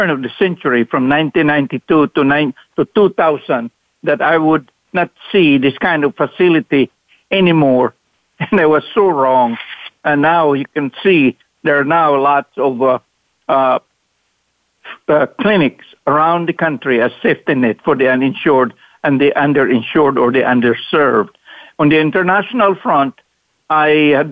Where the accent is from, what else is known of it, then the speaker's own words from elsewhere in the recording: Mindanao, Philippines; moved away as an adult; also born or lived in Cebu, Philippines; now in United States; poor as we are, a family from the island of Mindanao in the Philippines